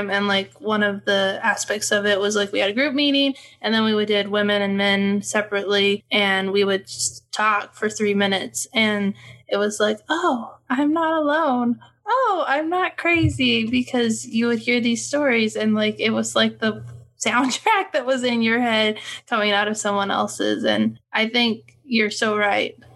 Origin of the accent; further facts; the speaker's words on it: United States; it just doesn't fit into like my small town white girl growing up in America.